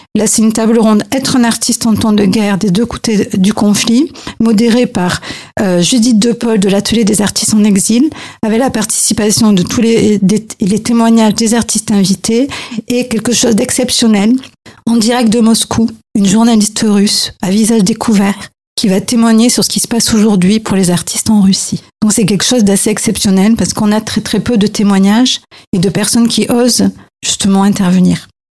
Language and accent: French; France; moi je suis française